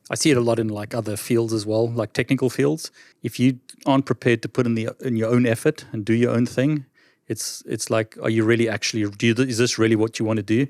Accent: South Africa; I'm from South Africa

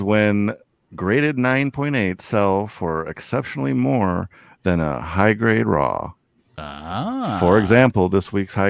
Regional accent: Midwest, United States; accent: Midwestern; It's my Midwestern accent.

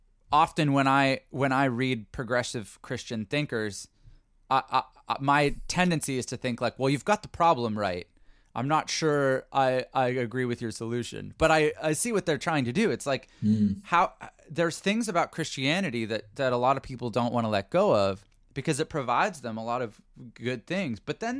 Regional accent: Canada; I'm Canadian, it's a strange one. The gun thing in the US is very strange to me. But I also try to recognize that as a Canadian, there might be cultural things

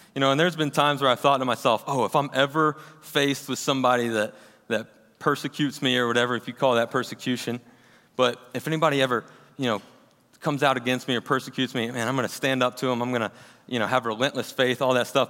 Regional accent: Kennesaw, Georgia, United States; also born or lived in Auburn, Alabama; I was actually born and raised right here in Kennesaw, Georgia

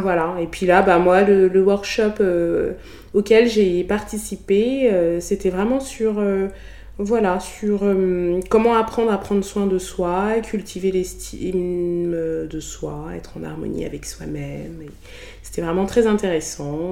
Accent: France; accent: French; first language Bassa; avec mon accent français

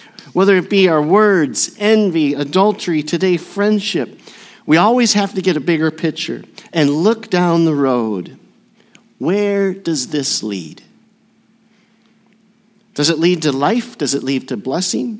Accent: Burnsville, Minnesota, United States; also born or lived in Southern California; I was born in Southern California with the little old ladies from Pasadena. But my dad received a call to the frozen tundra of Minnesota, and so we moved to Burnsville, Minnesota

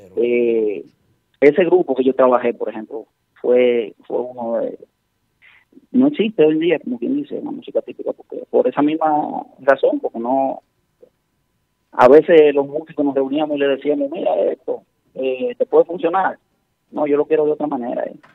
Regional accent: Santiago de los Caballeros, Santiago, Dominican Republic; yo soy de Santiago

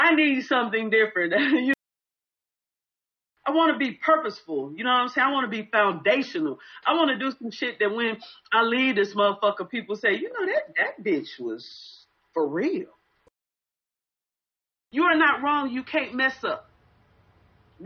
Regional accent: St. Louis, Missouri, United States; now in Atlanta, United States; I'm originally from St. Louis, Missouri

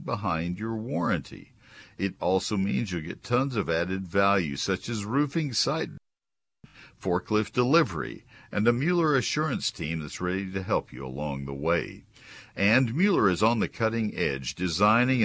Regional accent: College Station, Texas, United States; also born or lived in Dallas-Fort Worth; my home when I was growing up in College Station

